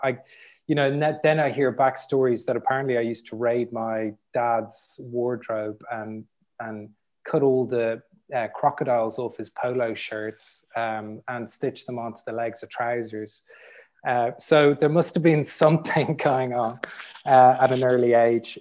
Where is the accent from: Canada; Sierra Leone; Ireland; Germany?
Ireland; Dublin, Leinster; growing up in Dublin, in the sort of environment I grew up